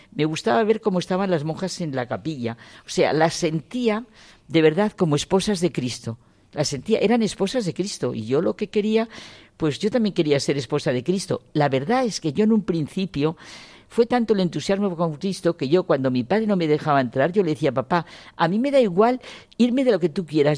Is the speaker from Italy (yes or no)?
no; Ciudad Rodrigo, Castile and León, Spain; Nací en Ciudad Rodrigo porque fue el año 36, el año de la guerra